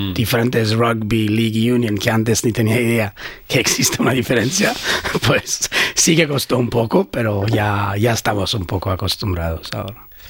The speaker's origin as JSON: {"language": "Spanish", "country": "Sweden", "tie": "born or raised there", "also_born_or_lived": "Iran / Brazil / Barcelona, Spain", "second_language": "Spanish", "moved": "yes", "lives_now": "Brisbane, Australia", "said": "Con ocho años fuimos a Suecia, donde crecí ahí."}